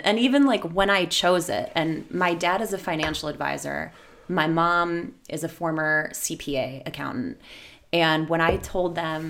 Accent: Lakewood, Ohio, United States; West side, Edgewater, to be super specific.

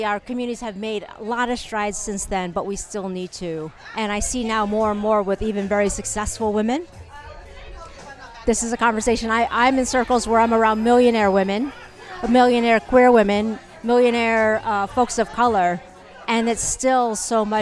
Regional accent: United States; being Asian American, yep. Chinese American

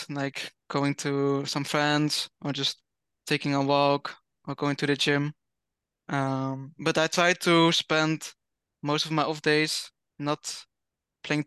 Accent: Netherlands; I'm from the Netherlands

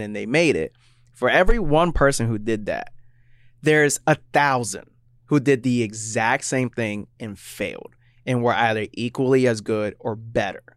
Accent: Florida, United States; now in Seattle, United States; I grew up in Florida

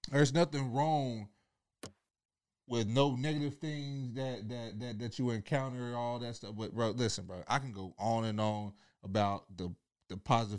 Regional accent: Kentucky, United States; moved away; I'm from Kentucky

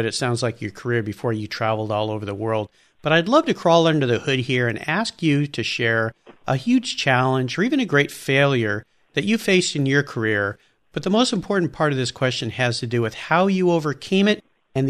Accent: Southern California, United States; I grew up in Southern California

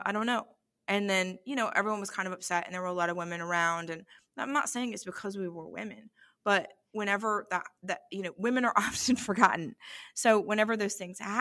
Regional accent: United States; as an American

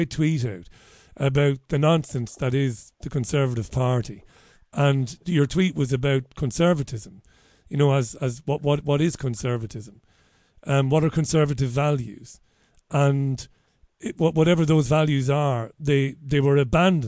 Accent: Ireland; I'm an Irish guy

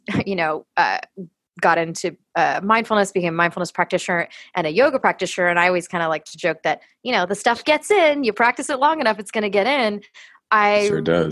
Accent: Los Angeles, California, United States; growing up in Los Angeles

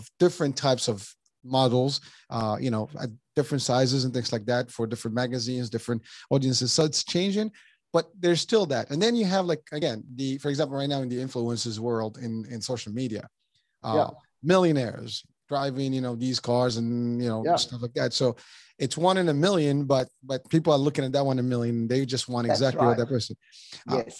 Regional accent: Morocco; moved away as an adult; I'm originally from Morocco, and between the time I left 30 years ago to now, it has changed tremendously

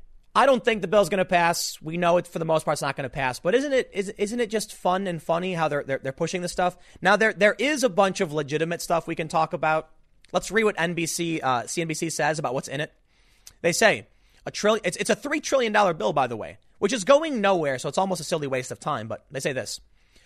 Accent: Chicago, Illinois, United States; I'm from the South Side of Chicago. You want to slap that racism junk in my face? I'm going to call you racist, okay? Because I grew up in a mixed area with a mixed family.

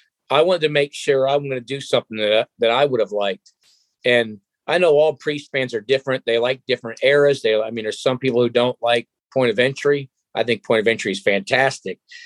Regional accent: Cleveland, Ohio, United States; my hometown crowd there in Cleveland, Ohio

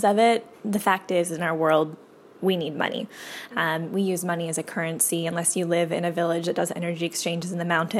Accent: Canada; also born or lived in Whitehorse, Yukon / Nelson, British Columbia; We grew up in White Horse in a little cabin

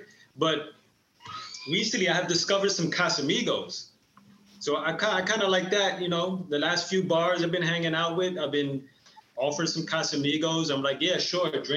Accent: Sleepy Hollow, New York, United States; I am from Westchester County, Sleepy Hollow

